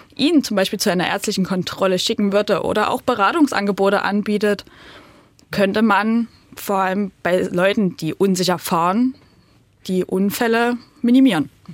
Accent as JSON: {"language": "German", "area": "near Pirna", "region": "Saxony", "country": "Germany", "tie": "born or raised there", "lives_now": "Pirna, Germany", "said": "ich bin auch auf ein bisschen entfernter als Pirna groß geworden"}